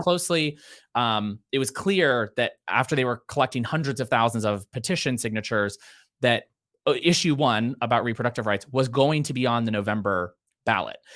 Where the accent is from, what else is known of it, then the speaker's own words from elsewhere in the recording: Ohio, United States; moved away; I grew up in Ohio